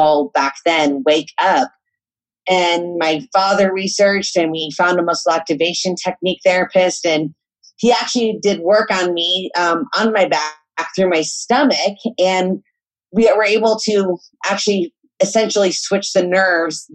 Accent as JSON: {"language": "English", "region": "Colorado", "country": "United States", "tie": "born or raised there", "said": "I grew up in Colorado and very outdoors area in the San Juan Mountains"}